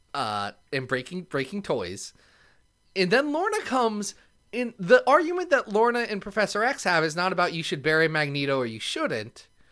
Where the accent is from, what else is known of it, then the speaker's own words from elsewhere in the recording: Ohio, United States; I'm from Ohio